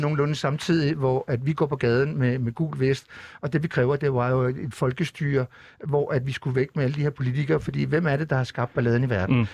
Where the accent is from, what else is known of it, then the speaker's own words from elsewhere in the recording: Narsaq, Greenland; i min fødeby i Narsak, hvor jeg er født og opvokset